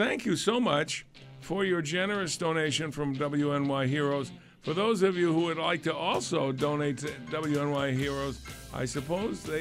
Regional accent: Amherst, Massachusetts, United States; moved away; I come from Massachusetts, and in Western Massachusetts, Amherst, Massachusetts

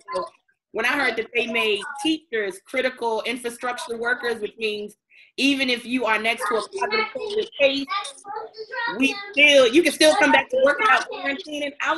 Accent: Baltimore, Maryland, United States; I'm from Baltimore

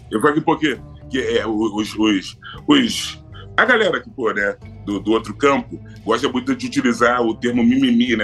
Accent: Rio de Janeiro, Brazil; Eu sou de Madureira. Uhum. Né? Eu nasci e fui criado em Madureira

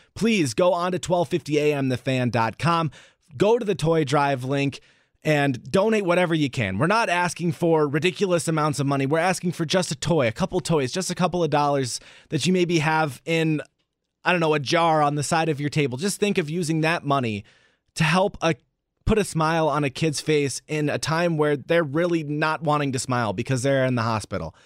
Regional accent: San Diego, California, United States; now in Wisconsin, United States; I grew up in the California area, um, in San Diego specifically

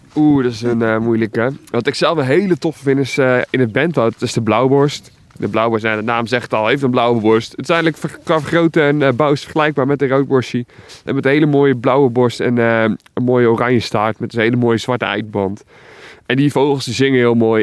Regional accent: Alblasserwaard, South Holland, Netherlands; Ik kom zelf uit de Alblas Zwaard.

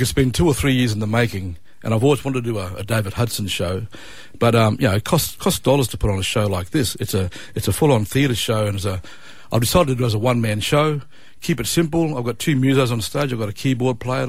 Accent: Cairns, Queensland, Australia; I grew up in Cairns

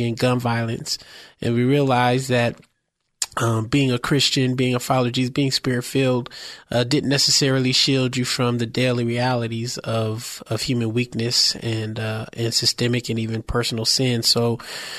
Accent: San Francisco, California, United States; I was born and raised in San Francisco, the Bayview, Hunters Point, part of the city

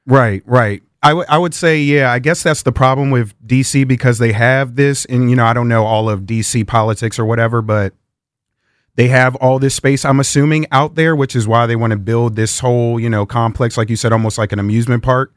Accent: Prince George's County, Maryland, United States; also born or lived in Fairfax, Virginia; I was raised in Prince George's County

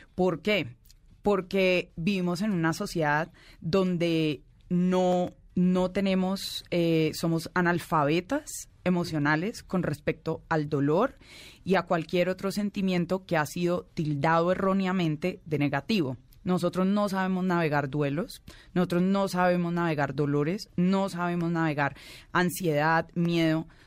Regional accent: Colombia; incluso como colombiana

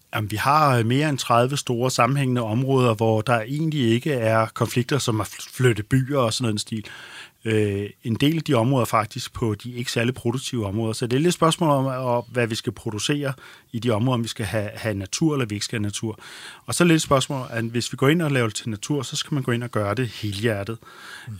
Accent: Denmark; vi som danskere

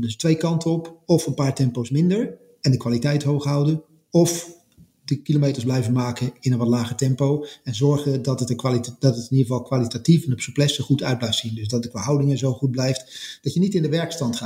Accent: Netherlands; als Nederlander, of als, als West, als, zeg maar, wij kan bijna zeggen als West-Europeaan

